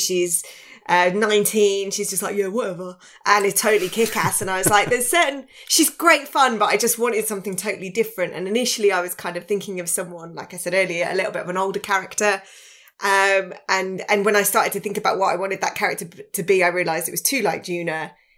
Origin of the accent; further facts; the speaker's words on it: Birmingham, West Midlands, United Kingdom; I'm a Brummie and, you know, we don't get represented enough. So that's where the accent then came in.